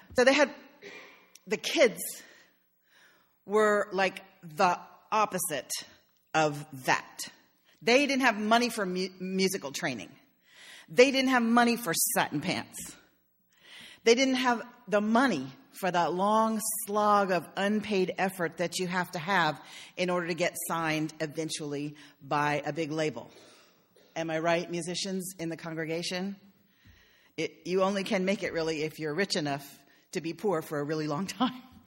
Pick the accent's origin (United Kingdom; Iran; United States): United States; Philadelphia, Pennsylvania; I'm from Philadelphia, where, where there's a huge Italian ethos to the city